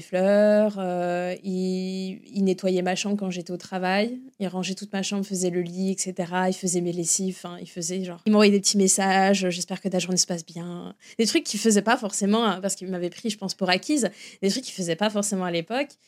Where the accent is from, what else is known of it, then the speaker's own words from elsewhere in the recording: France; moved away as an adult; now in Florida, United States; en tant que Français et francophile